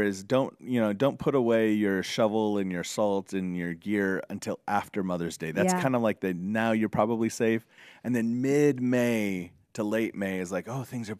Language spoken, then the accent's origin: English; Arizona, United States; moved away; also born or lived in upstate New York; I grew up in Arizona. It was way hotter. But I lived for 8 years pastoring in upstate New York.